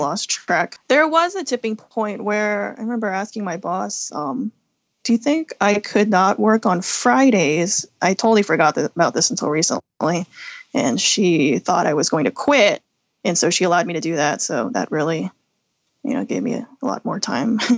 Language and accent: English; Midlothian, Virginia, United States; I grew up in Midlothian, Virginia, which is a suburb outside Richmond